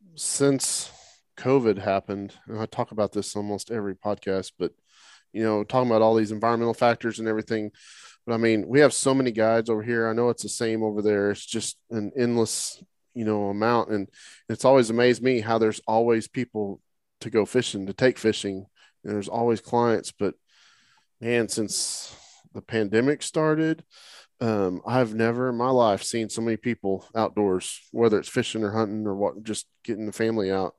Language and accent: English; Oklahoma, United States; now in Texas, United States; I grew up in Oklahoma, you know, so it was all freshwater fishing